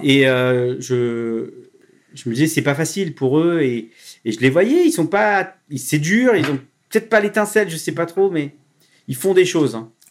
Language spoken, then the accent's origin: French; Le Havre, Normandy, France; moved away; au Havre, dans ma ville natale